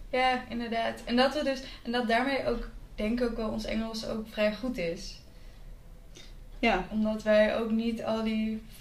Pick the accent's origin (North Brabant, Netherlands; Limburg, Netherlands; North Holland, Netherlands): North Brabant, Netherlands; Breda; now in Amsterdam, Netherlands; want ik kom natuurlijk uit Breda. Ik moest er in het begin heel erg aan wennen hier in Amsterdam.